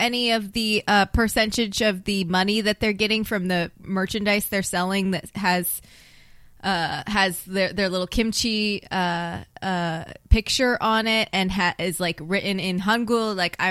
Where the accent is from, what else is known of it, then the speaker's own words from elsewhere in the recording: Iowa, United States; I'm from Iowa.